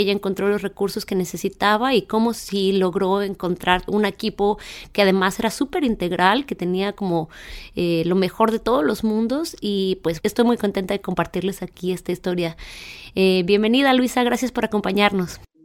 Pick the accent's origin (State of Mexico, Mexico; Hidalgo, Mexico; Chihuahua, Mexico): Chihuahua, Mexico; moved away; yo soy originaria de Chihuahua